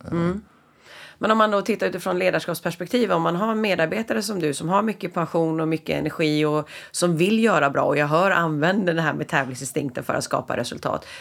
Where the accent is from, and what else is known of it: Sweden